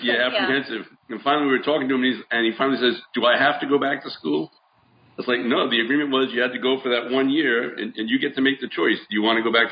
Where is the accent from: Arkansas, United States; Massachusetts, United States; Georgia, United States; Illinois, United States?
Massachusetts, United States; moved away as an adult; also born or lived in Houston, Texas / San Antonio, Texas; I grew up in Massachusetts, inner city, went to college